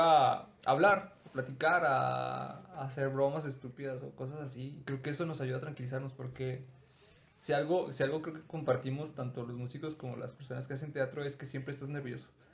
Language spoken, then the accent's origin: Spanish; Mexico; nací en México